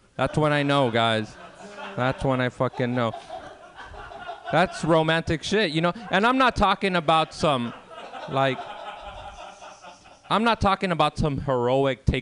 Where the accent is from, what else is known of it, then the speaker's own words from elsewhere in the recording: Los Angeles, California, United States; I grew up in South Central Los Angeles in the 1990s